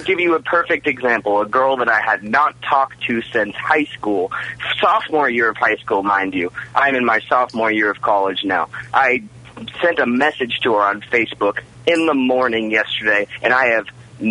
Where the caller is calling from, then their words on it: West Palm Beach, Florida, United States; from West Palm. How are you guys today?